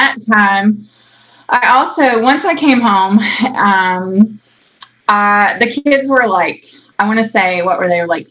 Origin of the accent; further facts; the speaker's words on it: outside of Raleigh, Wake County, North Carolina, United States; I grew up outside of Raleigh, Wake County